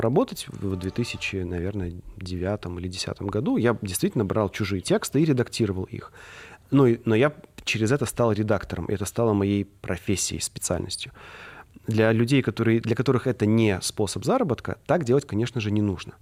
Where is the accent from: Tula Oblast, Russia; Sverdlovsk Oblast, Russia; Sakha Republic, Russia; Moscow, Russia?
Tula Oblast, Russia; Я сам из Тульской области, ну, живу в Туле